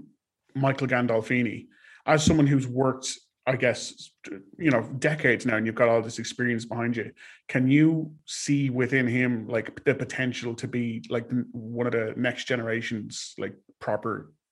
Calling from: Ireland; I am calling from Ireland

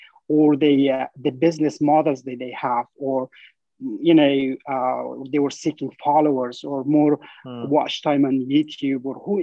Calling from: San Francisco, California, United States; I'm talking from San Francisco, California.

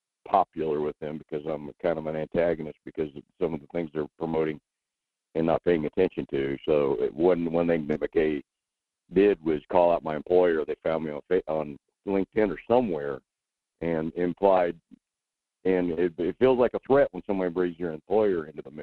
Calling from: Wasilla, Alaska, United States; I'm in Wasilla.

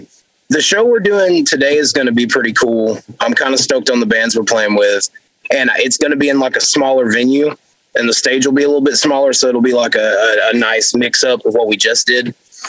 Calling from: Longview, Texas, United States; I'm calling from Longview, Texas.

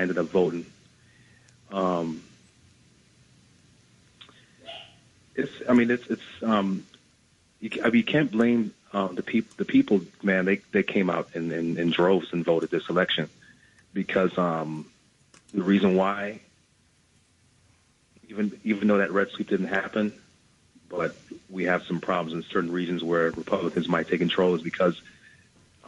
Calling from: New York, United States; I'm calling from the Bronx.

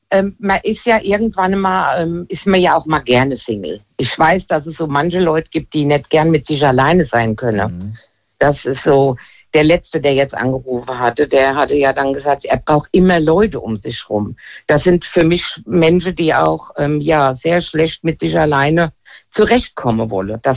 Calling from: Hesse, Germany; Ich bin äh, aus der Nähe von Limburg.

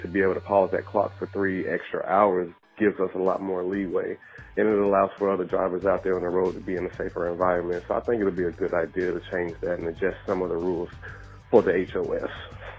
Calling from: Port St. Lucie, Florida, United States; I'm calling from Port St. Lucie, Florida.

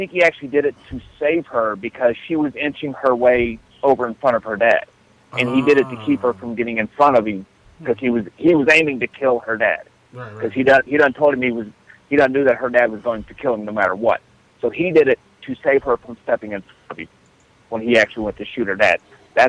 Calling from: Middletown, Ohio, United States; I'm from Middletown, Ohio.

